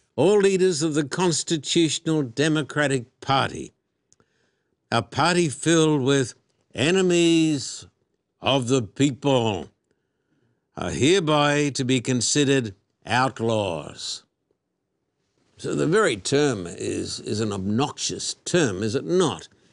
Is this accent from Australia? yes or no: yes; Australia; moved away; when I was a boy growing up in Australia